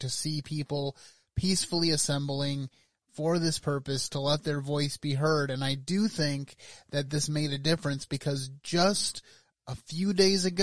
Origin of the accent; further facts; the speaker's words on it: Michigan, United States; here in my home state of Michigan